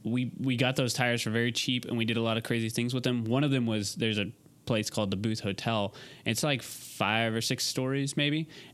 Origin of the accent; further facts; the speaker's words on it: Utah, United States; I'm from Utah.